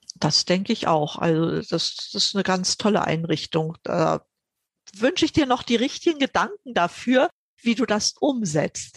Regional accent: GDR, East Germany, Germany; Ich bin ja in der DDR aufgewachsen.

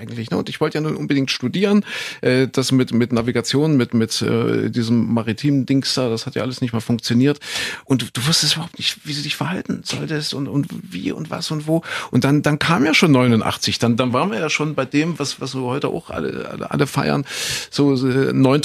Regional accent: East Germany, Germany; ich bin im Osten aufgewachsen

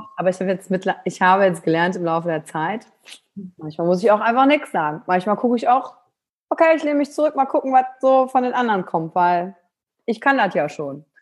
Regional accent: Kreis Mettmann, near Wuppertal, North Rhine-Westphalia, Germany; also born or lived in Wülfrath; now in Cologne, Germany; Kreis Mettmann, Wuppertal. Ich ja. bin in Hahn geboren

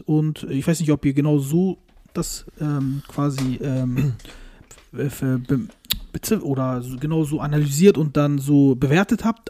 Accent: Turkey; als Türke

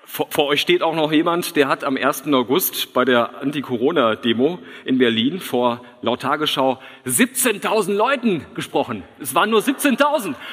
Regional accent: Switzerland; ich komme aus der Schweiz

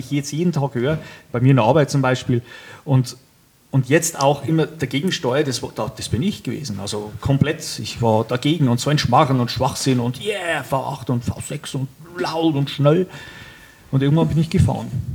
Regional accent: Upper Palatinate, Bavaria, Germany; accent: Upper Palatinate; Ich komme aus der Oberpfalz

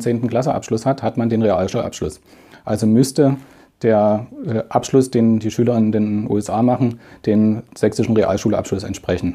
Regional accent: Germany; als Deutscher

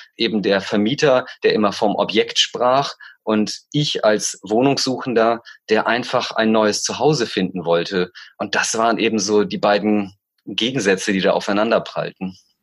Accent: East Frisia, Lower Saxony, Germany; moved away as an adult; now in Berlin, Germany; in Ostfriesland, wo ich herkomme, was meine Heimat ist, mein Ursprungsort, mein Herkunftsort

